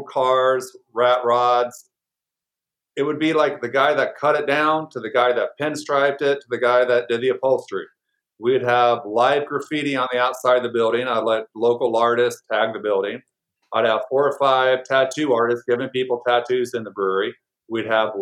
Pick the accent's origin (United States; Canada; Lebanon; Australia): United States; Indiana; now in Phoenix, United States; here in Phoenix because, well, I'm a person from Indiana